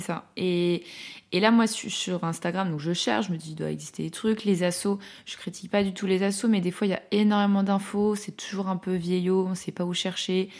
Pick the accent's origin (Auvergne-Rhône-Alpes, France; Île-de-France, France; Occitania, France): Auvergne-Rhône-Alpes, France; Lyon; now in Paris, France; je suis originaire de Lyon, maintenant je vis à Paris